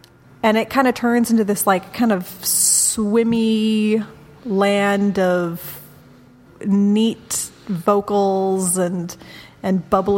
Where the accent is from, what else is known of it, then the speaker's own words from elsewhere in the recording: Portland, United States; Yay, pretentious music. I'm from Portland.